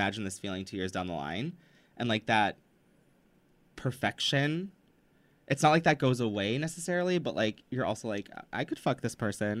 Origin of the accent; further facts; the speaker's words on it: Midwest, United States; we're both from the Midwest.